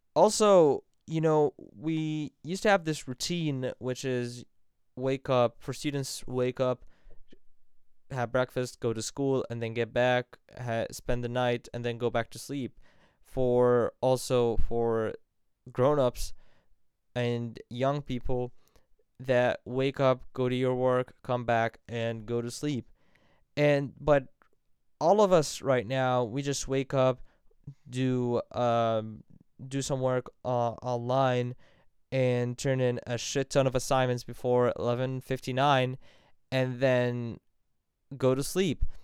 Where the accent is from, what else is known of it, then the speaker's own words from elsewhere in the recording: Vienna, Virginia, United States; moved away as an adult; also born or lived in Cairo, Egypt; now in Egypt; from Cairo, Egypt, but grew up in Vienna, Virginia